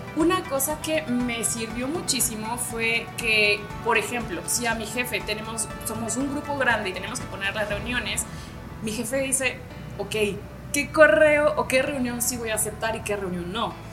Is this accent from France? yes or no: no; Peru; Soy peruana de nacionalidad